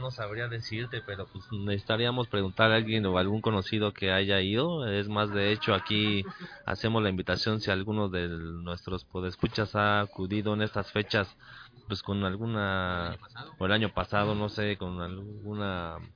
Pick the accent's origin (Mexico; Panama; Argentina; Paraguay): Mexico; así somos los mexicanos